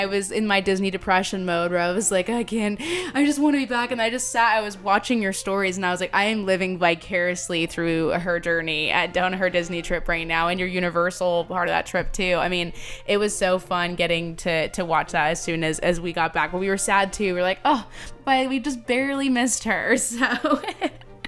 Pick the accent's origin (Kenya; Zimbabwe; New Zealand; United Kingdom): United Kingdom; England; now in United States; I grew up in England.